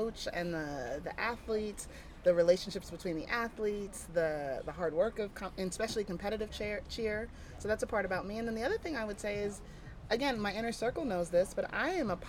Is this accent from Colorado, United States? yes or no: no; Houston, Texas, United States; I'm a Texan. Home is Houston, Texas, currently. That's where my family, my immediate family is, and I've spent lots of time in living in other places, but love California, love Northern California, love this area